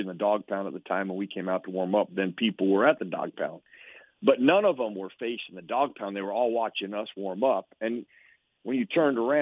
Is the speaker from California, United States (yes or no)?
no; Idaho, United States; moved away as an adult; I came from a place in Idaho where I worked on a farm, I worked on a ranch, I cowboyed for a while. My hometown was about 55,000 at the time